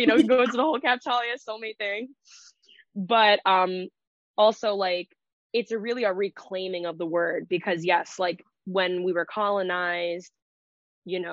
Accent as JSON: {"language": "English", "region": "New Jersey", "country": "United States", "tie": "born or raised there", "said": "I'm from New Jersey, in case you can't hear it in the voice. I'm from New Jersey. And so I was raised in a very white town"}